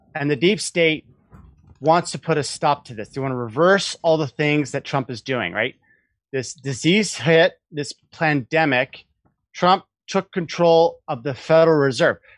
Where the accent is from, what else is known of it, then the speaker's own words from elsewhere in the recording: Portland, Oregon, United States; now in San Francisco, United States; I grew up in Portland. Oh. Portland's my home, my home stomping ground